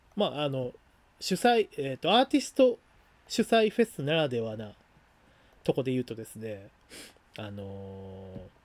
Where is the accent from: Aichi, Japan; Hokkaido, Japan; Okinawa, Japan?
Aichi, Japan; 緑茶家もあの愛知出身なんで、まあ、僕もそうだし